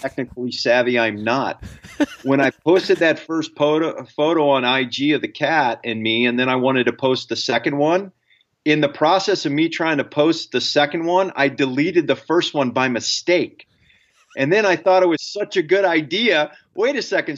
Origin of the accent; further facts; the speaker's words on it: Ohio, United States; I, I grew up in Ohio